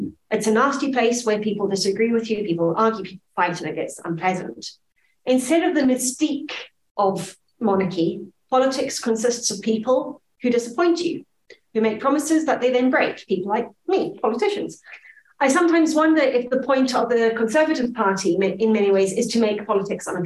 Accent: Zimbabwe; now in Scotland, United Kingdom; my Zimbabwean childhood

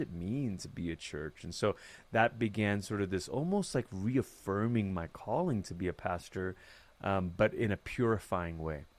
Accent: Malaysia; moved away as an adult; now in United States; I grew up in Malaysia.

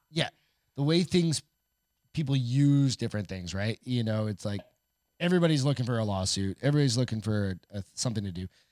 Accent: New Hampshire, United States; also born or lived in Colorado; now in Texas, United States; I grew up in New Hampshire

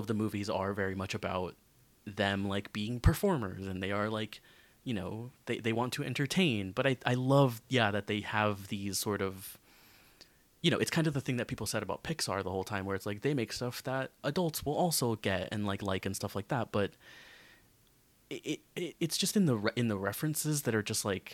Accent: United States; growing up in America

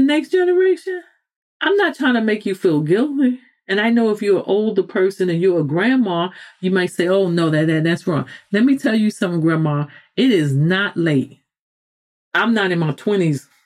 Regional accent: New York City, New York, United States; I'm a New Yorker

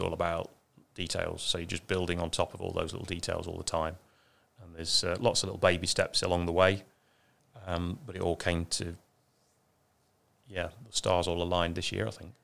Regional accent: Ashby-de-la-Zouch, East Midlands, United Kingdom; moved away; I come from a little town that we call Ashby

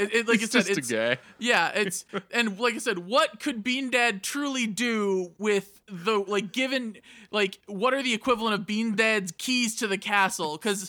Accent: Midwest, United States; I grew up in the Midwest, man. Poor in the Midwest.

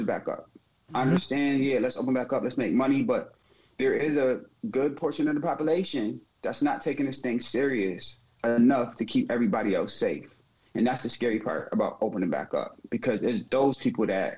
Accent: Syracuse, New York, United States; I lived on the east side, but I was raised on Oakwood

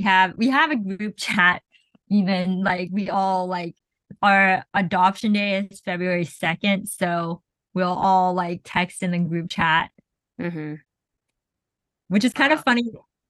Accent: Zanjan, Zanjan Province, Iran; It's like, I'm from Zanjan, which is, at the time, was a very pretty rural area.

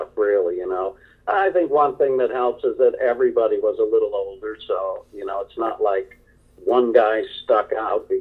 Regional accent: outside of Hartford, Connecticut, United States; I grew up in outside of Hartford, Connecticut

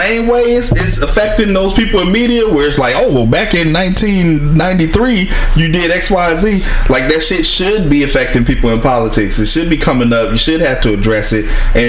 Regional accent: Virginia, United States; I did some racist shit. I was dumb. I'm from Virginia. I mean, it's kind of racist.

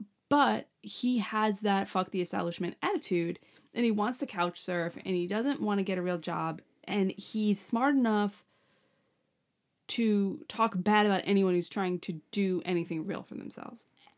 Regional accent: New York, United States; like we're from Long Island, like that's Montauk, you know?

